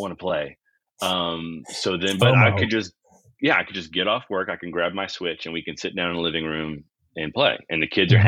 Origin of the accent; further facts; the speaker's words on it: near New Orleans, Louisiana, United States; I've lived within 40 minutes of New Orleans almost my entire life